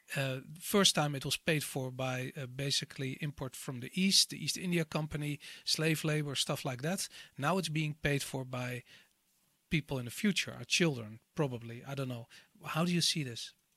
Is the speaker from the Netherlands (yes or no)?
yes; Amsterdam, North Holland, Netherlands; I grew up in Amsterdam in the 80s